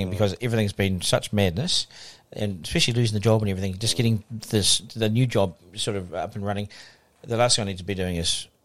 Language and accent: English; Auckland, New Zealand; also born or lived in Wellington; Born in Wellington. Um, oh, born in um, Wellington. Yeah, born in Wellington. Um, and dad was in the bank, and they moved to Auckland when I was two.